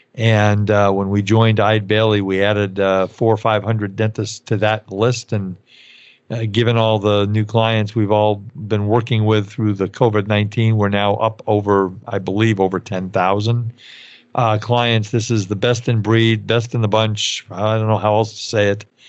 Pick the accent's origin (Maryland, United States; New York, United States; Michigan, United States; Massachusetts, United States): New York, United States; growing up in New York